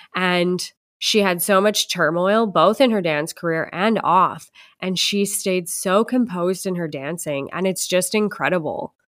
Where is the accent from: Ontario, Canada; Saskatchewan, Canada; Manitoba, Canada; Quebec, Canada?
Manitoba, Canada; Winnipeg; I'm from Winnipeg, Canada, we have the Royal Winnipeg Ballet here